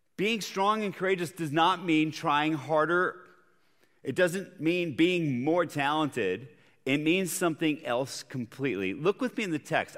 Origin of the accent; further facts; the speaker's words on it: Bogotá, Bogotá Capital District, Colombia; moved away; I grew up in Bogota, Colombia, South America